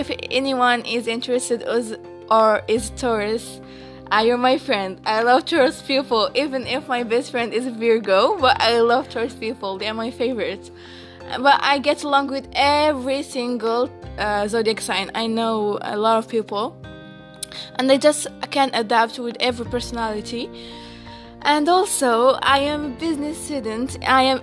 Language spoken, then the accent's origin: English; Marrakesh, Marrakesh-Safi, Morocco; We are from Morocco, and I am from Marrakesh, my origin.